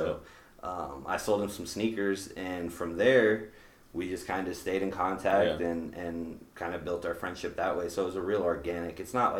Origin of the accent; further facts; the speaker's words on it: the South, United States; now in Des Moines, United States; Being from the South, bro, like, I don't get Domino's, I don't get Pizza Hut, like, I'm from the South, like, I got all these spots to get pizza from.